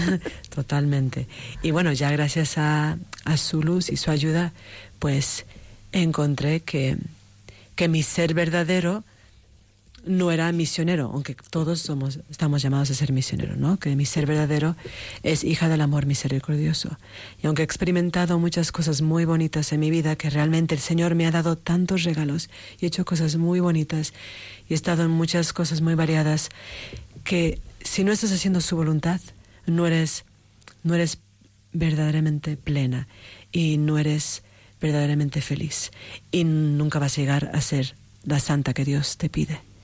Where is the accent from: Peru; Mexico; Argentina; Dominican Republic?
Mexico; moved away; also born or lived in United States; De México, sí, sí. Nací en México, también tengo, tengo un padre de Estados Unidos. Entonces, tengo que decir que soy de los dos países, pero, empecé en México